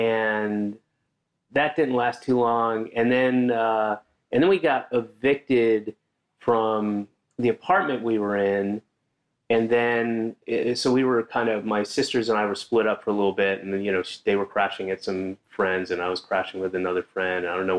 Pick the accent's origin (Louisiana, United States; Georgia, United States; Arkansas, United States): Georgia, United States; moved away as an adult; also born or lived in Florida / Connecticut / New York; I was born in Georgia, and then I moved around constantly when I was a kid. I'd be in a different place every year. Lived in three places in Florida, two places in Connecticut, three places in New York, and then moved back to Georgia when I was 9, and stayed there until I was 19.